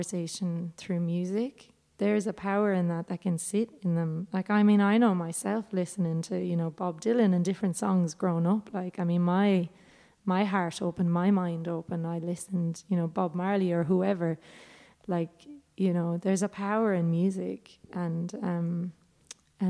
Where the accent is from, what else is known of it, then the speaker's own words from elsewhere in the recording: Ireland; moved away as an adult; now in Australia; our history as Irish people